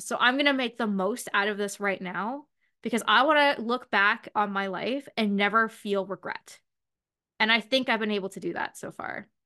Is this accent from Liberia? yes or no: no; London, Ontario, Canada; I'm from London